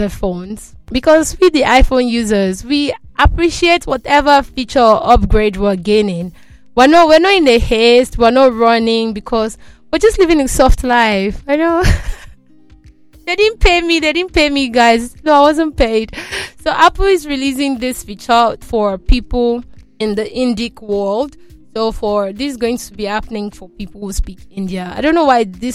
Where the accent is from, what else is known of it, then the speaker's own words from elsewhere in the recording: Nigeria; I'm Nigerian